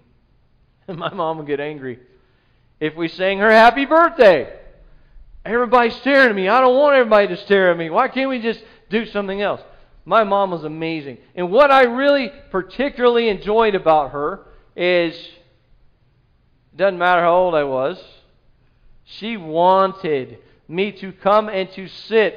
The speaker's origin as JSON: {"language": "English", "region": "South Carolina", "country": "United States", "moved": "as an adult", "said": "I'm new here. I'm from South Carolina"}